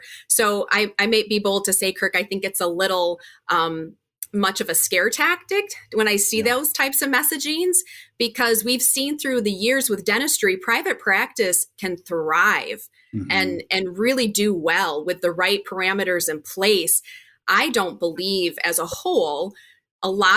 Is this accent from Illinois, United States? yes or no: no; Wisconsin, United States; I am from Wisconsin. We're based out of the Milwaukee area